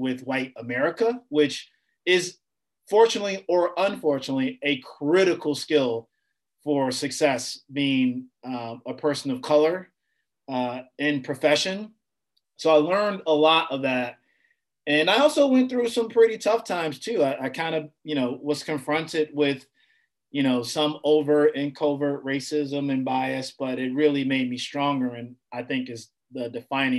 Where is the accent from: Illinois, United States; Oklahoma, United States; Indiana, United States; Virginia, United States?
Illinois, United States; Chicago; I was a young guy growing up on the South Side of Chicago